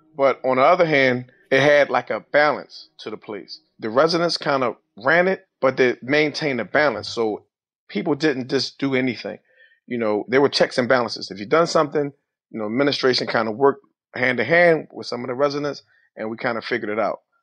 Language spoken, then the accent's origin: English; Philadelphia, Pennsylvania, United States; Growing up in Philadelphia, West Philadelphia, life was simple